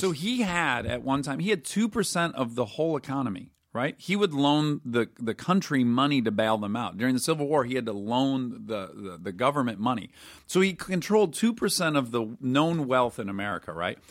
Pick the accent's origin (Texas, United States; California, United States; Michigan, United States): Michigan, United States; Detroit; I'm from Detroit where it is gray eight months of the year